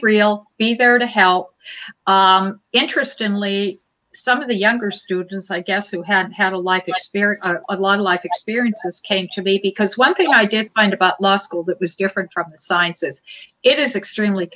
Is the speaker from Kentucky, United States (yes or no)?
no; Butte, Montana, United States; I grew up in Butte, Montana